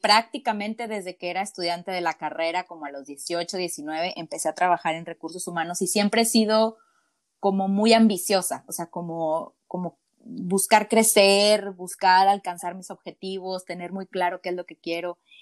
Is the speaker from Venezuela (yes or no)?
no; Mexico; moved away as an adult; now in Kelowna, Canada; Sí, soy mexicana, soy mexicana, apenas estoy cumpliendo un año viviendo por acá en Canadá, en British Columbia, en una, en una hermosa ciudad que se llama Kelowna